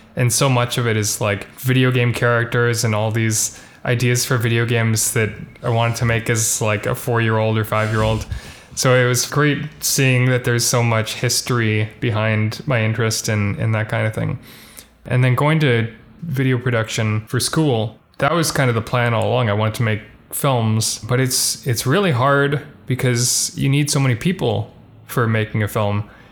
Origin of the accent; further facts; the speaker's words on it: Vancouver, British Columbia, Canada; also born or lived in Halifax; my parents moved back here after, like, the first year